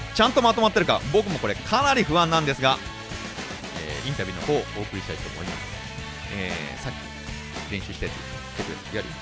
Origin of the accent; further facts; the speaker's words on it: Tokyo, Japan; 東京生まれの東京育ち